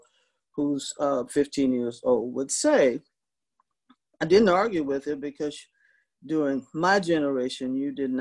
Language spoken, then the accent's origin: English; Seguin, Texas, United States; moved away; also born or lived in San Jose / San Francisco; I'm a native Seguinite